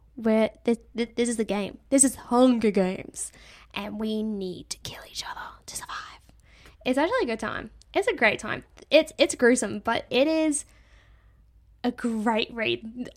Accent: Australia; I'm Australian. I understand that us Australians do pronounce words differently to the rest of the world

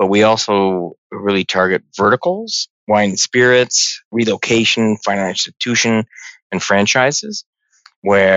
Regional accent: Burlington, Ontario, Canada; also born or lived in Toronto; I was born in Toronto, raised in the burbs of Burlington

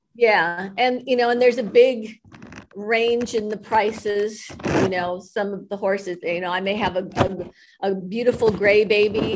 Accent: Los Angeles, California, United States; I grew up in West LA and there were no horses there

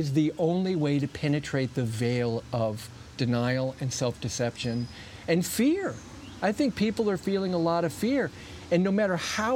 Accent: South Bend, Indiana, United States; I grew up in South Bend

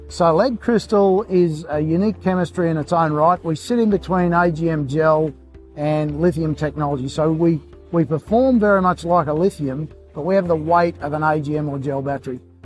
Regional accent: Queensland, Australia; I'm a Queenslander

